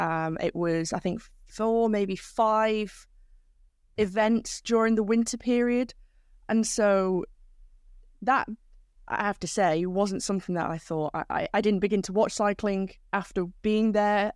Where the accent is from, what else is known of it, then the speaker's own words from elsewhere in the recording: Manchester, North West England, United Kingdom; I'm from South Manchester, so around 20 kilometers away from the centre of of the city, in a village out in the countryside